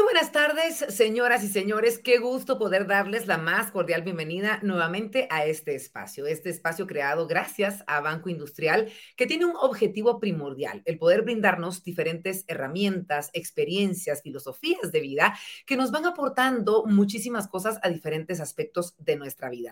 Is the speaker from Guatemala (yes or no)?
yes; Guatemala; como guatemaltecos